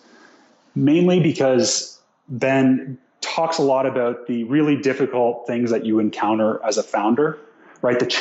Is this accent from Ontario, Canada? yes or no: no; Nova Scotia, Canada; moved away; also born or lived in Toronto, Canada; I'm from Nova Scotia, Canada.